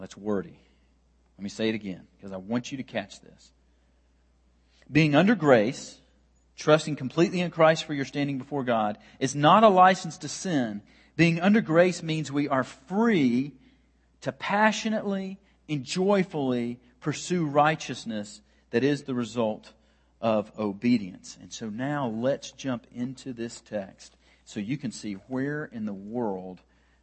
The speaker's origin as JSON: {"language": "English", "country": "United States", "tie": "born or raised there", "said": "as an American man who is very steeped in American culture and brought up in the American culture"}